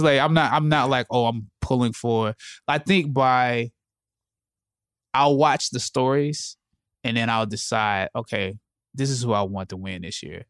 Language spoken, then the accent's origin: English; Anderson, South Carolina, United States; I grew up, I'm from Anderson, South Carolina